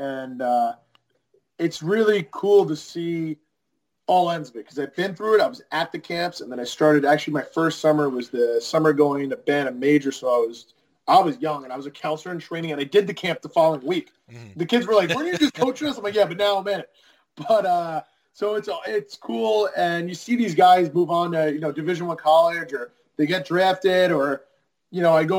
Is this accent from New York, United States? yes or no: yes; Kings Park, New York, United States; moved away as an adult; We're people from New York, Long Island.